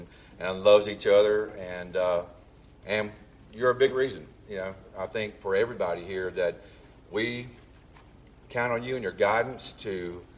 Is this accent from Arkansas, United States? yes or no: no; Monroeville, Alabama, United States; also born or lived in Montgomery, Alabama; now in Arbor Springs, United States; went back to my 20th high school reunion in Monroeville, Alabama